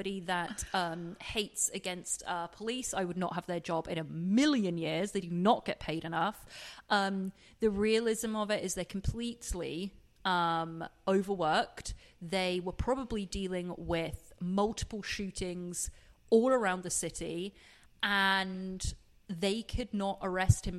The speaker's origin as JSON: {"language": "English", "region": "England", "country": "United Kingdom", "said": "I'm English"}